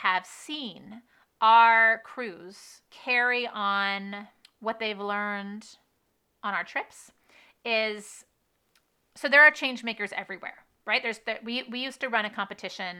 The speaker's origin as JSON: {"language": "English", "country": "United States", "said": "my home country, in my home state"}